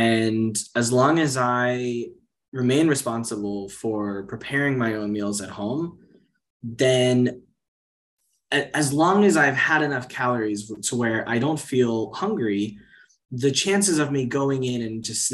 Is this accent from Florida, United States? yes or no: yes; Miami, Florida, United States; moved away as an adult; also born or lived in China; now in Portugal; I grew up in Miami where there's sun pretty much all year round